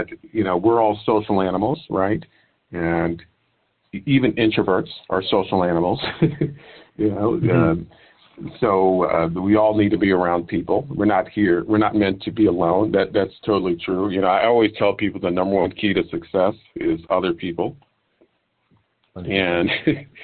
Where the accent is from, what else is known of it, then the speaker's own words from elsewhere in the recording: New York City, New York, United States; I live in New York City. I'm born and raised in New York City